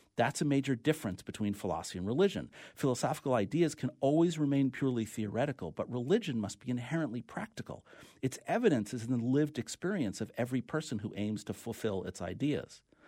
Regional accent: New York, United States; accent: New York; my New York accent

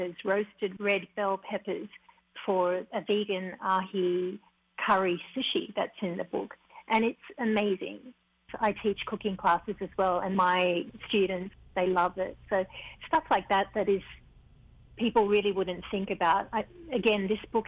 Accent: Australia; now in Hawaii, United States; while I was growing up in Australia

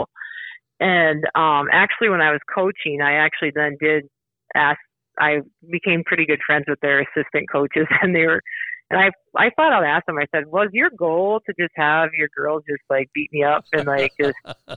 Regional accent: Wagner, South Dakota, United States; also born or lived in Watertown / Vermillion; I had such great teachers growing up in Wagner.

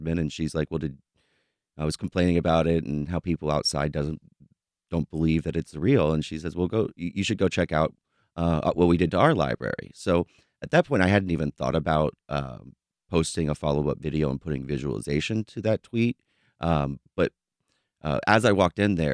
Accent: Jacksonville, Florida, United States; I'm from Duval County Schools

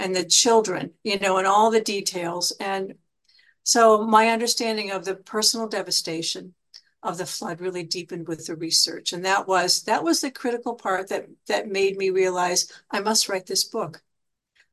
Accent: Johnstown, Pennsylvania, United States; I'm from Johnstown, Pennsylvania

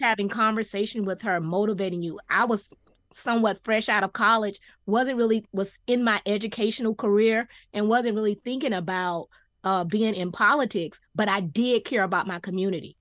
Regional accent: Miami Gardens, Florida, United States; I'm a one that grew up in the city

